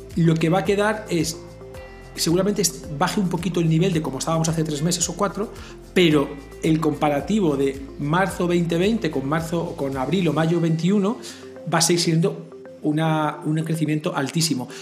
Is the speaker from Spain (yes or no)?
yes; Spain; now in Mexico; yo que vengo de España, España es un país que esto lo ha sufrido